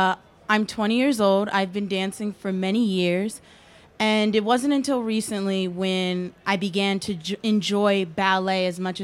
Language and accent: English; Philadelphia, Pennsylvania, United States; I'm from Philadelphia, and I went to a performing arts high school.